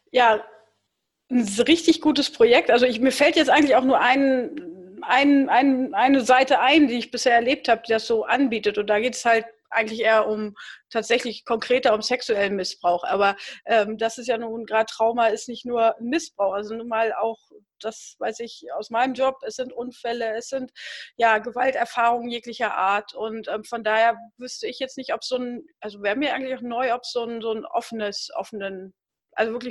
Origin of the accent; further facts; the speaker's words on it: East Frisia area, Lower Saxony, Germany